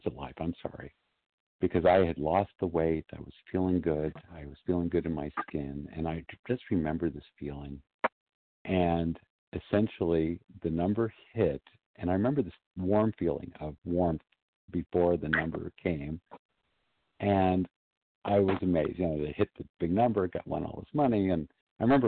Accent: Southern California, United States; I was one of maybe two or three Jewish kids in my class in Southern California

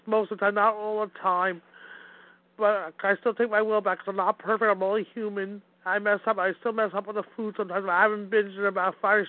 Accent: Wayne, New Jersey, United States; I'm from beautiful Wayne, New Jersey. My hometown where I was born and raised.

